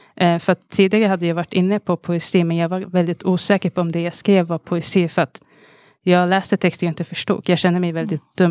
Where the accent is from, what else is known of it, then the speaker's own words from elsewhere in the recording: Stockholm, Stockholm County, Sweden; från Alby i Stockholm